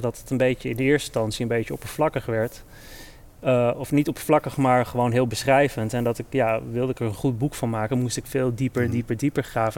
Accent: Netherlands; ik ben in Nederland geboren en opgegroeid

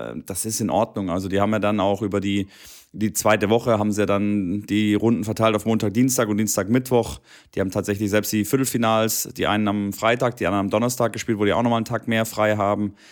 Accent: near Stuttgart, Baden-Württemberg, Germany; Stuttgart ist ja einer meiner quasi nahe meiner Heimatstadt

